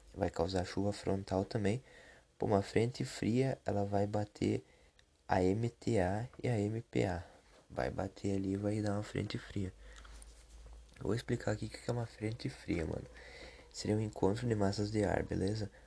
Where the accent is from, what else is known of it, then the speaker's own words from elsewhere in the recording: southern Brazil, Brazil; eu sou sulista